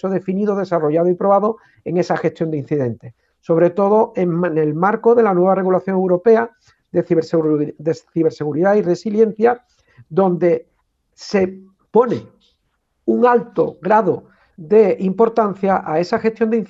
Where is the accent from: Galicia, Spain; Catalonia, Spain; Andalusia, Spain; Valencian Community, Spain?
Andalusia, Spain; Como andaluz y como coordinador del centro, ver cómo nuestra comunidad avanza en este sentido.